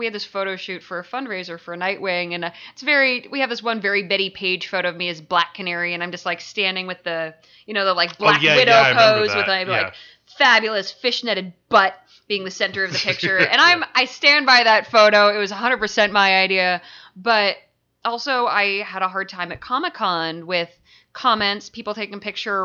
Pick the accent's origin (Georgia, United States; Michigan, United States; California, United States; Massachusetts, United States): Massachusetts, United States; Concord; moved away; I lived in Concord, so I'd get a ride into Alewife and hang out at Harvard Square